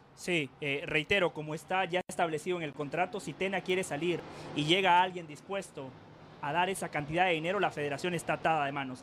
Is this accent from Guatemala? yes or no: yes; Guatemala; yo no soy lo suficientemente guatemalteco